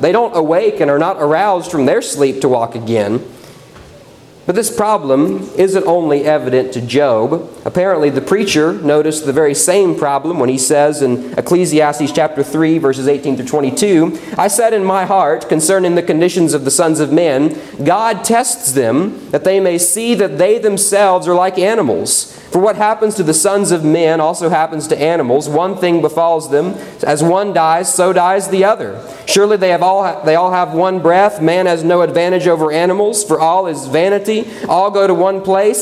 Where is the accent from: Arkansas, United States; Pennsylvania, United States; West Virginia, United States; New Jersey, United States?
West Virginia, United States; moved away; where I grew up in West Virginia